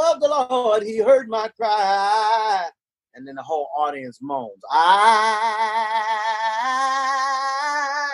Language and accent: English; Arkansas Delta, United States; I was raised in Arkansas Delta